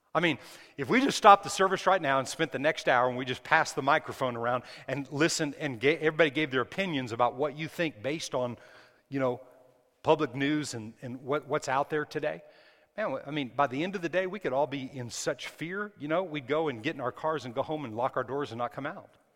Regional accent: New Mexico, United States; I was raised in New Mexico.

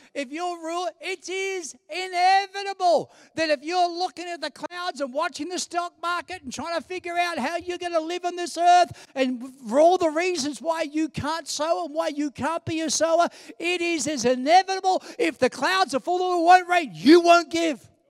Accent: New York City, New York, United States; as a little kid and growing up in New York City

